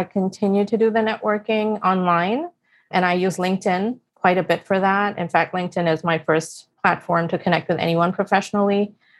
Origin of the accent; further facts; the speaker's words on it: India; now in United States; I moved from India to the US in 2006